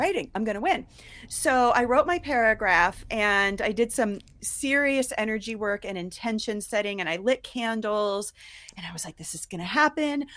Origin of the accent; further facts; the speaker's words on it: Ohio, United States; also born or lived in New York; now in Colorado, United States; I grew up in Ohio, and then I moved to New York